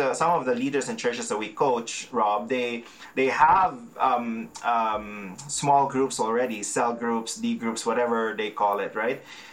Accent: Philippines; now in Calgary, Canada; I'm a Filipino, and our culture is very relational

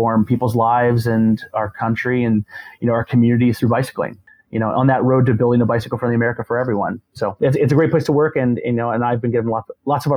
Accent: Florida, United States; moved away as an adult; also born or lived in Gainesville, Florida / Arlington, Virginia; I grew up in Florida in a small town, small beach town

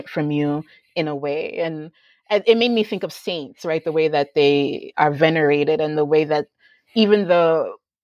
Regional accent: United States; growing up in the United States

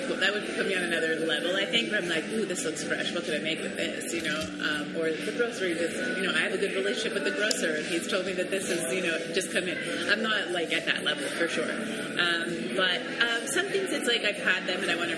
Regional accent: Montreal, Quebec, Canada; I grew up in Canada, in Montreal, but I did, and also, yeah, I'm from Montreal

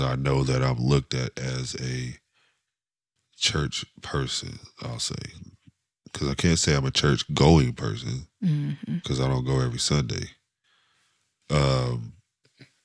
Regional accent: Dayton, Ohio, United States; moved away; also born or lived in Columbus, Ohio / Cincinnati, Ohio; I'm from Dayton, we was at a good black church there, like Baptist church, I'll say. And then when we moved to Columbus

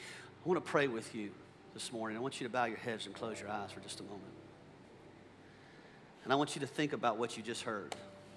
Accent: McDonough, Georgia, United States; I grew up here in the South. I grew up in a little town called McDonough, Georgia. I grew up on a dirt road.

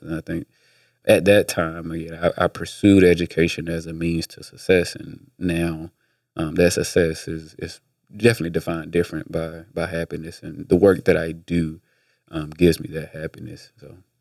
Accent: Atlanta, Georgia, United States; also born or lived in Midwest; I was born in Atlanta

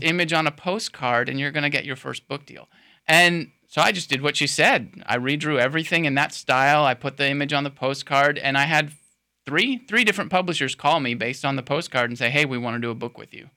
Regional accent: Sebring, Florida, United States; now in Lakeland, United States; my hometown in Sebring, you know, I, I, became like a cub reporter at age 16 for my hometown newspaper

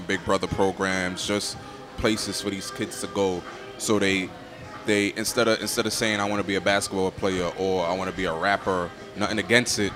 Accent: New York City, New York, United States; that little boy growing up in Crown Heights

